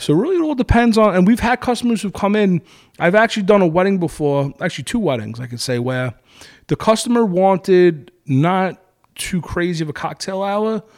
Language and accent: English; Brooklyn, New York, United States; I'm from New York, I'm from Brooklyn, I'm Italian